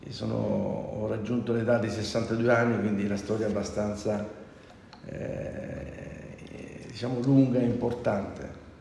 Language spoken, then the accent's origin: Italian; San Simone, near Gallipoli, province of Lecce, Apulia, Italy; moved away as an adult; now in Milan, Italy; sono della provincia di Lecce, un paesino, una frazione nel comune di San Nicola, esattamente la frazione San Simone, esattamente a 6-7 km da Gallipoli.